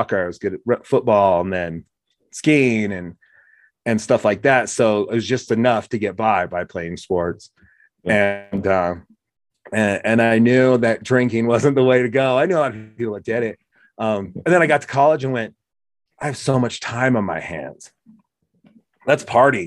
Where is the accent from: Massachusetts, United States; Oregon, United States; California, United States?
Oregon, United States; when we were growing up in Oregon